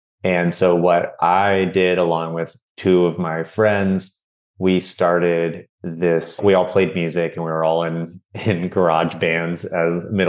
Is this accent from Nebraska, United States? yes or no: no; California, United States; also born or lived in Miami, United States; I was born in Miami, Florida, along with my brothers were born there as well. Then we moved out to California for my dad's work.